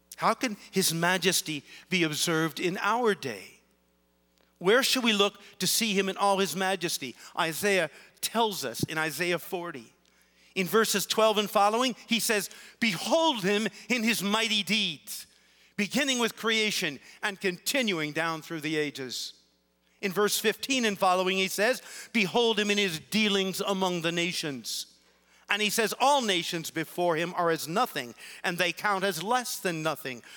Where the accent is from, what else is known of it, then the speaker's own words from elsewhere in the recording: Canton, Ohio, United States; I grew up in Canton, Ohio